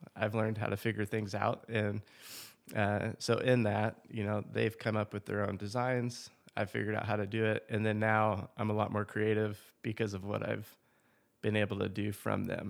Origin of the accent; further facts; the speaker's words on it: Seattle, Washington, United States; moved away as an adult; also born or lived in Santa Barbara, California / Orlando, Florida / Wichita, Kansas / Oklahoma City, Oklahoma; now in Choctaw, United States; I grew up in Seattle, Washington area, just a little bit south of there.